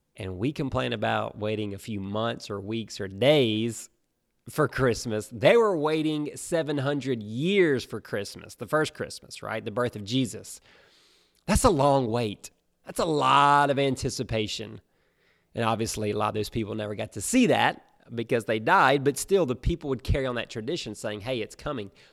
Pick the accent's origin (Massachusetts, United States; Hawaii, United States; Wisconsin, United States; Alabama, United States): Alabama, United States; moved away as an adult; now in South Florida, United States; we grew up in Alabama